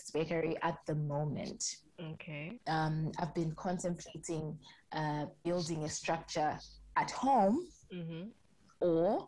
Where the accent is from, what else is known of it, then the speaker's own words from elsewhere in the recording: Zambia; moved away; also born or lived in Nairobi, Kenya; I am from Zambia